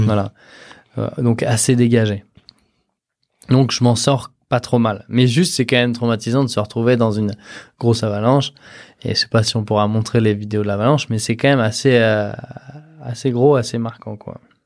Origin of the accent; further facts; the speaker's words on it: Southern Alps, France; moved away; je suis parti des Alpes du Sud